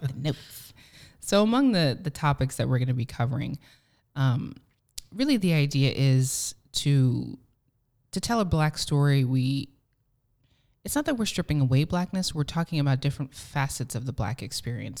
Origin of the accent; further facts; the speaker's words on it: New Jersey, United States; I was born and raised in New Jersey